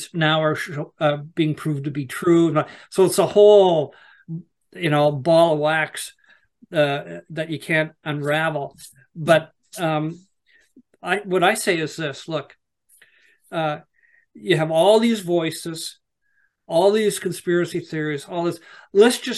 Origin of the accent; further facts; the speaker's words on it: Canada; also born or lived in Nova Scotia; I'm from Canada